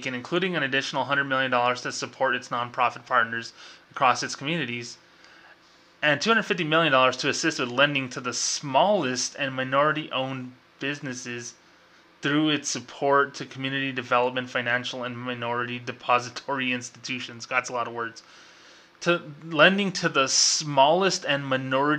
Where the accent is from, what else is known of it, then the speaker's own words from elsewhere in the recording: New Mexico, United States; I'm from New Mexico